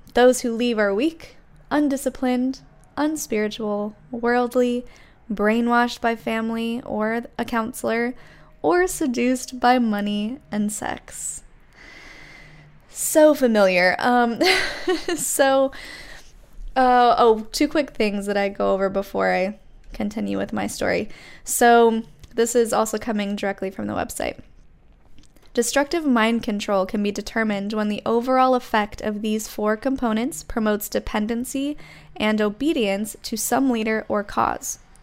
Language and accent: English; Utah, United States; moved away; I grew up in Utah in a very small town where everyone was Mormon